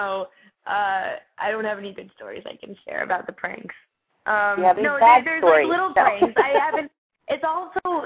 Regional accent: Orlando, Florida, United States; moved away as an adult; also born or lived in Atlanta, Georgia; I grew up in Orlando, Florida

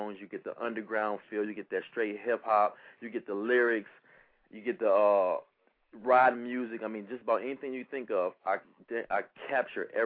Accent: Cleveland, Ohio, United States; moved away as an adult; now in Virginia, United States; I'm originally from Cleveland, Ohio, and back in 2000, I joined the Air Force

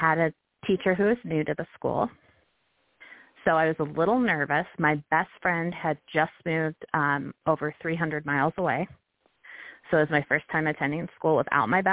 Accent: Billings, Montana, United States; I grew up in Billings, Montana

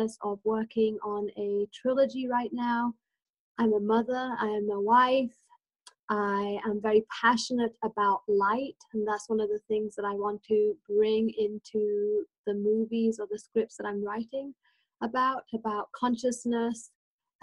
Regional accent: England, United Kingdom; also born or lived in India; now in New Mexico, United States; I was born in India and I grew up in England, back and forth. And I've been here in New Mexico now for 24 years

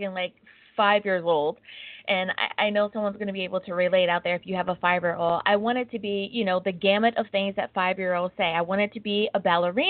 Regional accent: Hampton Roads, Virginia, United States; now in Long Beach, United States; I am originally from the Hampton Roads area of Virginia, so I am a Southerner. I live in Long Beach, California.

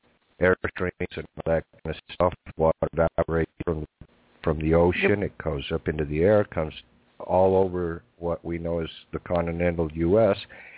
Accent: United States; now in West Virginia, United States; Currently, I'm in West Virginia, but I'm from the Colorado, New Mexico area.

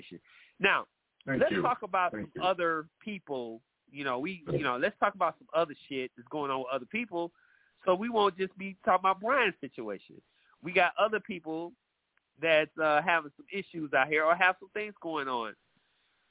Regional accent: Atlanta, Georgia, United States; my hometown, Atlanta

